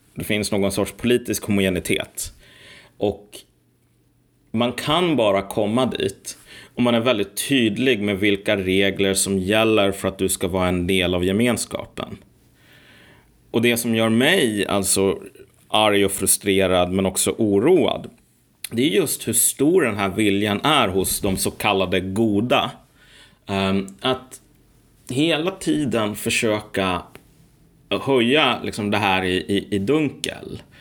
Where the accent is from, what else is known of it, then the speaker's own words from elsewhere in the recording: Sweden; Jag är ju född i Sverige